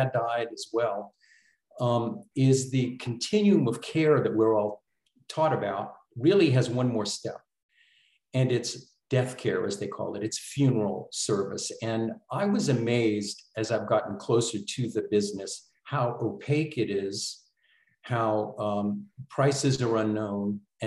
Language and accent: English; New Orleans, Louisiana, United States; I'm from New Orleans originally.